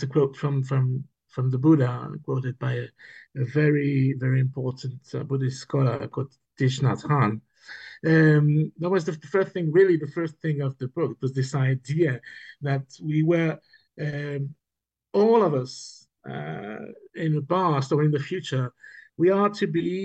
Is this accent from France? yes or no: yes; Niort, Nouvelle-Aquitaine, France; born or raised there; English is a second language; moved away as an adult; also born or lived in Berlin; now in Barcelona, Spain